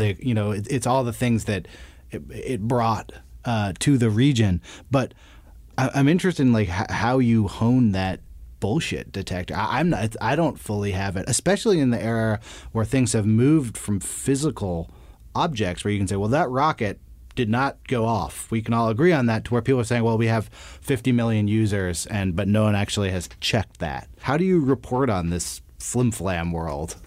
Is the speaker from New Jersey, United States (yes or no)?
no; Berkeley, California, United States; I'm from the Bay Area. I grew up in, uh, Berkeley